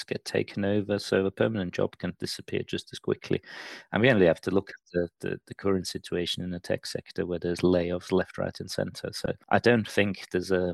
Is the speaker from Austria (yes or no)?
yes; Austria; moved away as an adult; also born or lived in Liverpool / Manchester; now in United Kingdom; I'm originally from Austria. I came over here to study and stayed